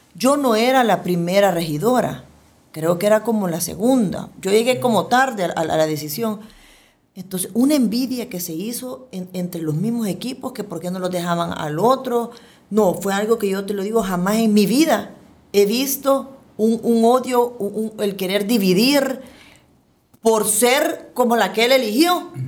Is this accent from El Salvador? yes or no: yes; El Salvador; como ciudadanos, como salvadoreños, como funcionarios